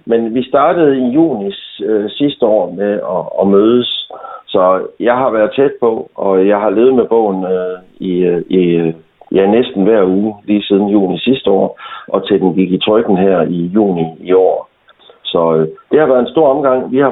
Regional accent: Thy, North Denmark Region, Denmark; jeg er tybo

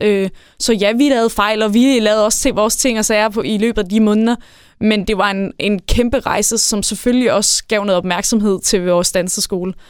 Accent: Værløse, Capital Region of Denmark, Denmark; also born or lived in Jutland; now in Varde, Denmark; jeg er født og opvokset på Sjælland i Værløs

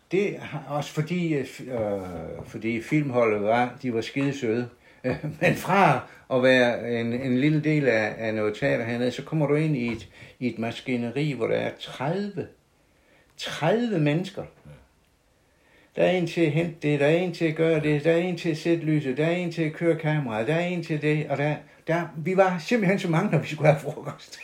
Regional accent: South Jutland, Southern Denmark, Denmark; accent: Sønderjysk (South Jutlandic); first language South Jutlandic; så jeg vil bruge mit modersmål

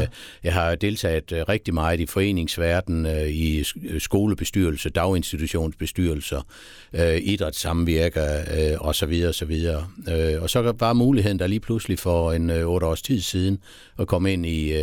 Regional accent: Haderslev, Southern Denmark, Denmark; also born or lived in Sønderborg / Tørsbøl / Esbjerg; Jeg er født i Sønderborg. Ja og har boet nede i øh, Tørsbøl i øh, det første år, og så flyttede vi til Haderslev, og så er jeg faktisk vokset op øh, i Haderslev

